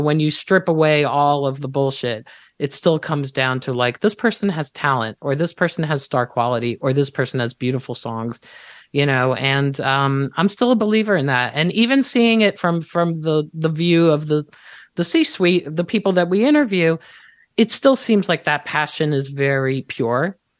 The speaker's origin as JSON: {"language": "English", "country": "Israel", "tie": "born or raised there", "moved": "yes", "said": "I'm Israeli. I was born and raised in Israel."}